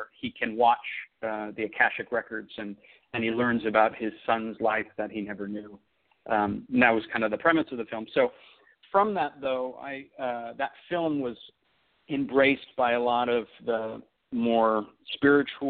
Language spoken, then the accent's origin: English; Oakland, California, United States; also born or lived in Los Angeles; I grew up in Oakland